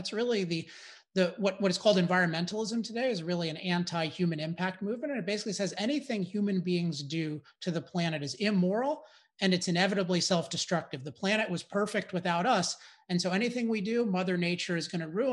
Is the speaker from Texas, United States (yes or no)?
no; California, United States; I'm from California